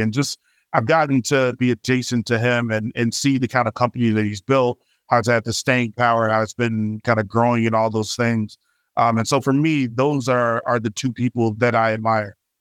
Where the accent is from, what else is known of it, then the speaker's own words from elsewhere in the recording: Chicago, Illinois, United States; now in Bay Area, United States; I'm originally from Southside Chicago